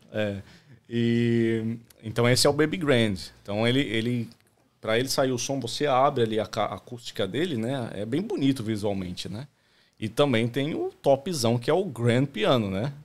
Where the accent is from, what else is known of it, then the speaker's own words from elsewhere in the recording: Santo André, São Paulo, Brazil; moved away as an adult; now in Australia; eu sou de Santo André, São Paulo, né? É, cresci no ABC Paulista.